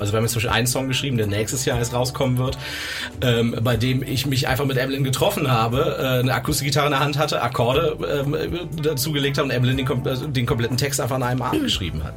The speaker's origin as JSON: {"language": "German", "town": "Cologne", "region": "North Rhine-Westphalia", "country": "Germany", "said": "komme wie die anderen auch aus dem wunderschönen Köln"}